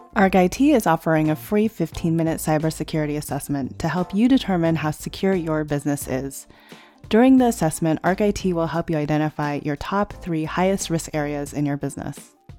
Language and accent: English; United States; family raised me, I'm very American